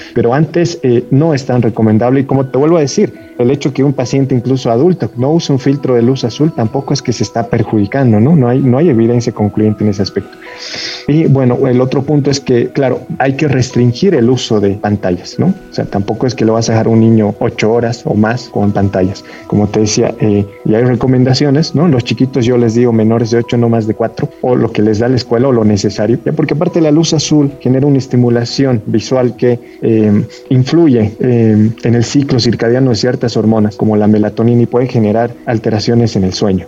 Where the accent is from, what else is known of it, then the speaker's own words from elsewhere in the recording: Bolivia; como buen boliviano